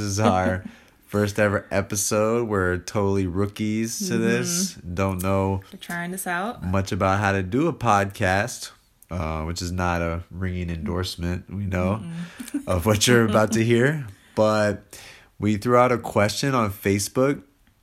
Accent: United States; moved away as an adult; also born or lived in Spain

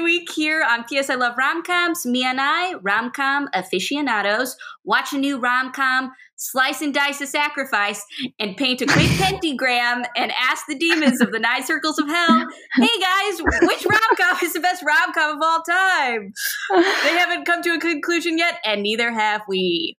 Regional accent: Old Orchard Mall, Illinois, United States; taken back to Old Orchard Mall where I used to hang out with friends and stuff.

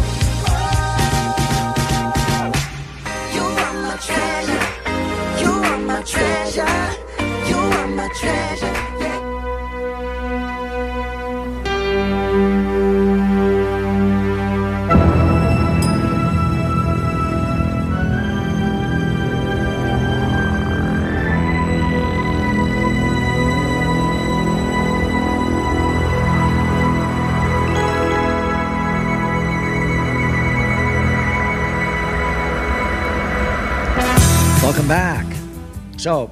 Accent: Florida, United States; I'm from Florida.

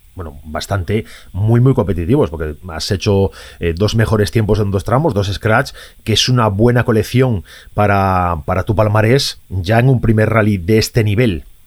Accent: Galicia, Spain; como gallego emotivo

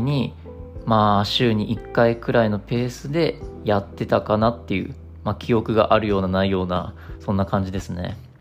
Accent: Japan; 我々日本人

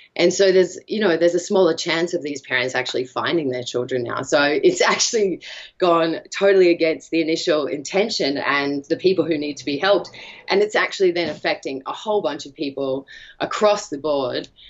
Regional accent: Australia; I'm from Australia

